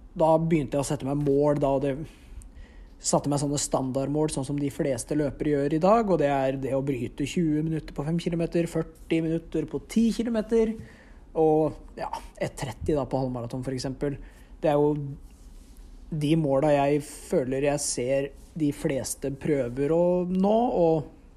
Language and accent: Norwegian; Notodden, Telemark, Norway; jeg kommer fra Notodden og bor der nå